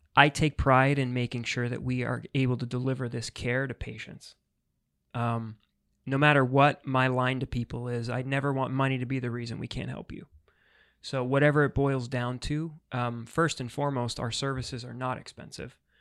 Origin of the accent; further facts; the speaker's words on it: New York, United States; moved away as an adult; now in Florida, United States; I'm originally from New York, but Florida's been home for six years